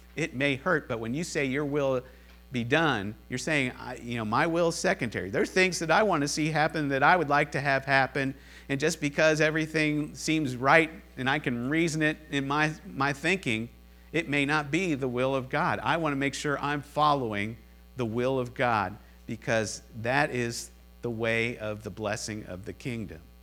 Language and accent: English; Cincinnati, Ohio, United States; I'm from Cincinnati